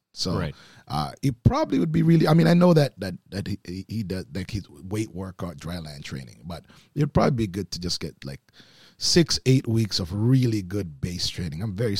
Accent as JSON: {"language": "English", "town": "Oakville", "region": "Ontario", "country": "Canada", "tie": "born or raised there", "said": "You know, I mean, growing up in Oakville, there's certainly lots of friends that whose fathers played golf."}